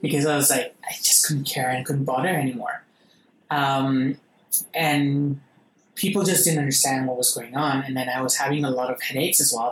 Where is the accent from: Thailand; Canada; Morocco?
Thailand; I'm actually an Indian Thai